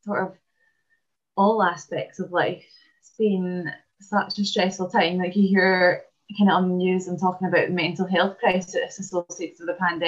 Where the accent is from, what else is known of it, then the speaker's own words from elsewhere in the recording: Falkirk, Scotland, United Kingdom; I was born in Falkirk in Scotland